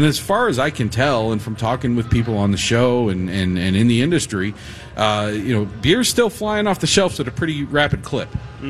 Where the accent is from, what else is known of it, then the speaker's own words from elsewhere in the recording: St. Paul, Minnesota, United States; You St. Paul snob over there. I'm from St. Paul.